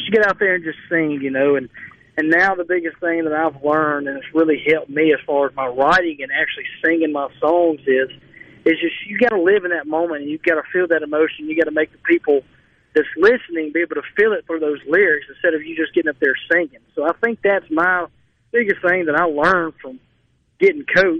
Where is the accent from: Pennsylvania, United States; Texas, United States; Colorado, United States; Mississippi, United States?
Mississippi, United States; Cleveland; my hometown